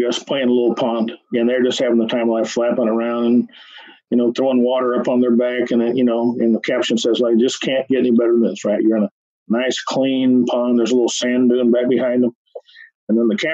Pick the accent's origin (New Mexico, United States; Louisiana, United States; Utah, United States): New Mexico, United States; also born or lived in Texas; I was born in Texas, but raised in New Mexico from age 3 on